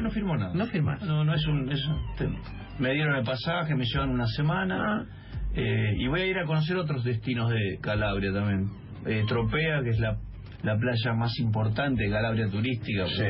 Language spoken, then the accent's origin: Spanish; Argentina; también argentino yo